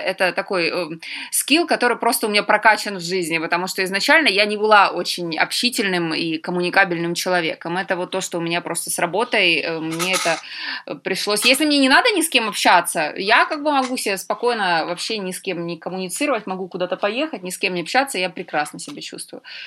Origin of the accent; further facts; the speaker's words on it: Donetsk, Donetsk Oblast, Ukraine; moved away as an adult; also born or lived in Kyiv, Ukraine; я из Донецка, мы больше все-таки русскоязычные